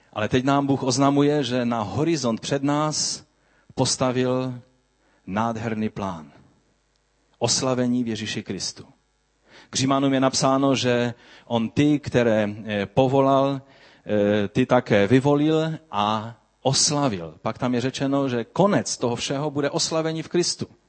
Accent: Czechia; abychom žili jako slušní občané naši, naší země

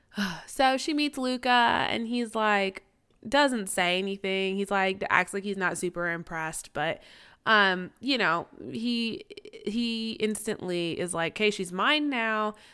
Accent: Kansas City, Missouri, United States; I'm biracial. I grew up in Kansas City.

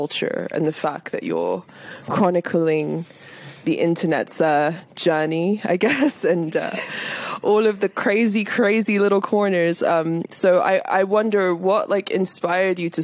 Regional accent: United Kingdom; here in the UK, at least when I was growing up

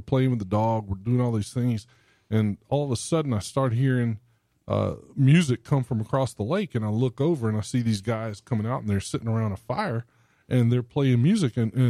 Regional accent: Albany, Georgia, United States; I grew up in Southwest Georgia in Albany, which is about an hour and a half down from south of Macon, maybe an hour and 45.

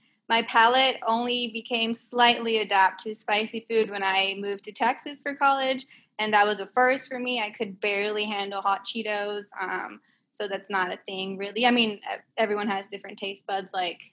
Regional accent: Aguadilla, Puerto Rico; moved away as an adult; also born or lived in United States; I'm Liana's cousin from Puerto Rico. I'm from Aguadilla specifically.

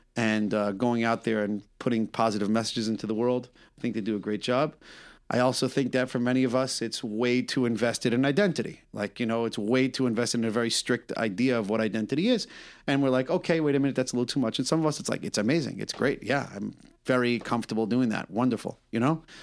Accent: New York, United States; I'm a New Yorker

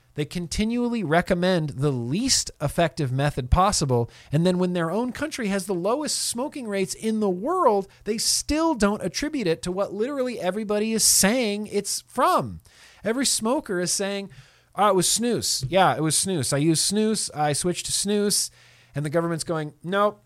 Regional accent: United States; I'm an American

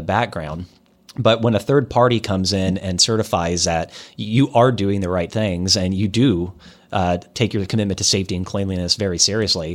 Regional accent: Iowa, United States; I'm from Iowa

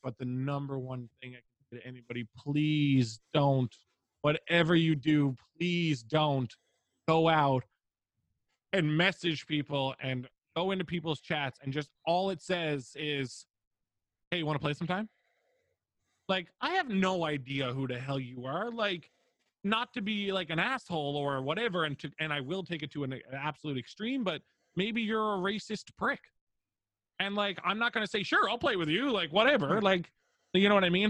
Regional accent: Newfoundland and Labrador, Canada; I'm a Newfoundlander from Canada

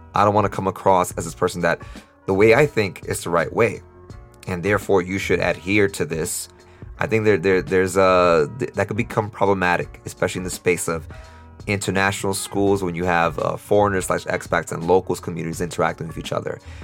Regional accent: New York City, New York, United States; moved away as an adult; now in Costa Rica; growing up in New York City

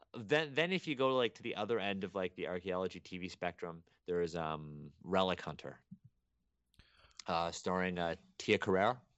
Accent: Toronto, Ontario, Canada; I was born in Toronto, and I was raised in Toronto

